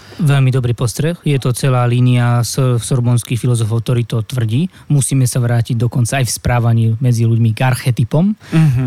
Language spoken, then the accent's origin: Slovak; Slovakia; moved away as an adult; also born or lived in Paris, France